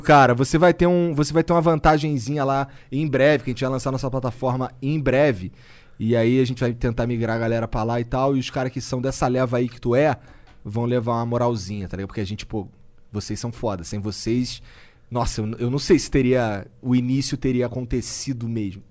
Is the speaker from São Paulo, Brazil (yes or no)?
no; Rio de Janeiro, Brazil; eu sou carioca